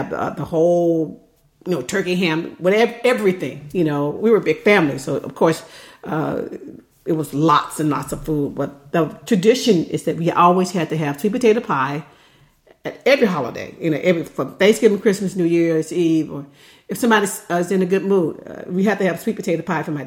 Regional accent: the South, United States; now in near Livermore, California, United States; we're from the South

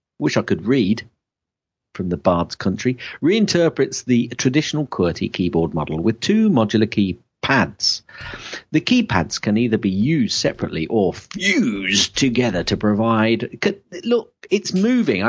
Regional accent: Shakespeare's country, West Midlands, United Kingdom; I'm from Shakespeare's country

